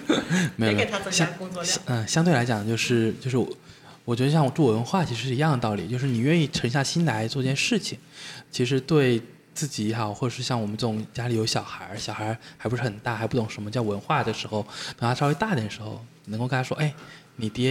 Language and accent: Chinese; Fujian, China; now in Wuxi, China; 因为我福建人嘛，然后很多朋友从福建过来的时候问我们无锡能玩什么